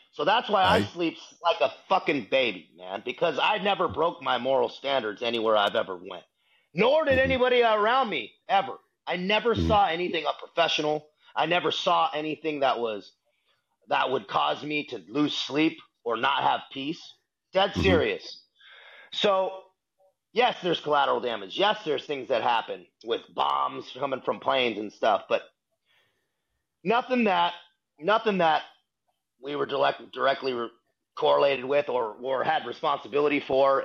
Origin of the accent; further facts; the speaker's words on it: San Diego, California, United States; also born or lived in Boston, Massachusetts; San Diego, California is what my hometown. I consider my hometown where I grew up. Born in Boston, still family there, but raised in San Diego through all the formative years.